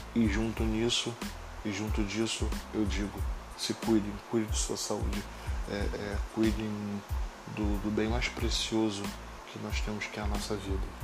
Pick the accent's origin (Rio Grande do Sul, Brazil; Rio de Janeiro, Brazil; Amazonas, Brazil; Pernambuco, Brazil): Rio de Janeiro, Brazil; sou do Rio de Janeiro